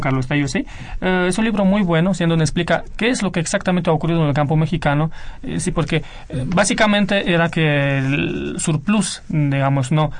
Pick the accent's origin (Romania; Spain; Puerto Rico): Romania; moved away; Yo vengo de Rumanía y sí conozco muy bien la realidad económica de Rumanía de los años 90